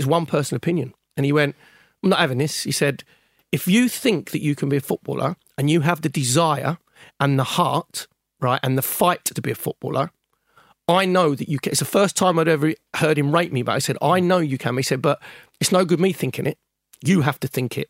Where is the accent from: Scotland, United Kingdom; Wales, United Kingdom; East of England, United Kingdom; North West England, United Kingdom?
East of England, United Kingdom; Sudbury; I grew up in Great Cornard, in Sudbury, in Suffolk, which is Gainsborough country